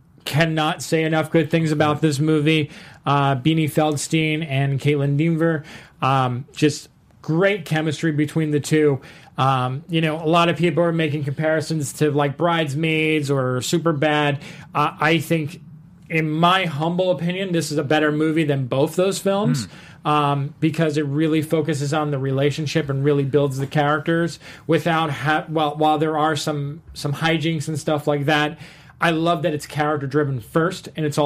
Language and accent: English; New Jersey, United States; because I come from New Jersey.